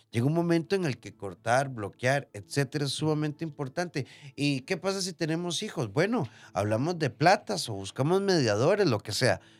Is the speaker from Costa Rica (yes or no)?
yes; Nicoya, Guanacaste, Costa Rica; Soy de Nicoya y me encantan este tipo de temas.